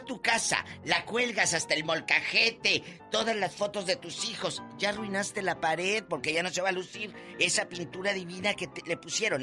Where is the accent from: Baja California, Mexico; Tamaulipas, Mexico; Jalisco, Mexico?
Tamaulipas, Mexico; Matamoros; En el 93, ahí en Matamoros, en mi tierra